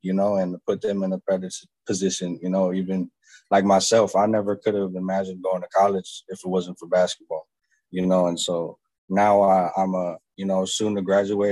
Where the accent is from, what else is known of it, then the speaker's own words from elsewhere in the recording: Maryvale, Arizona, United States; I grew up in Maryville, you know, in the heart of the city